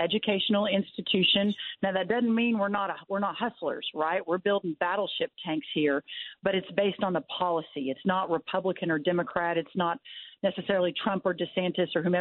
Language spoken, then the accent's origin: English; Texas, United States; my home state of Texas